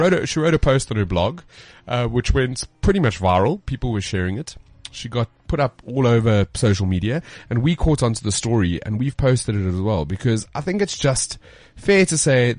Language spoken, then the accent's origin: English; South Africa; accent: South African; our accent sounds pretty cool. And it's the weirdest thing how, as South Africans, we can just put ourselves down.